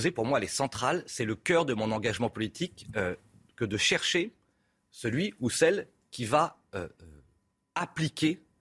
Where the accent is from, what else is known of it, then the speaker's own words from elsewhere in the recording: Centre-Val de Loire, France; chez moi dans le Loir-et-Cher en particulier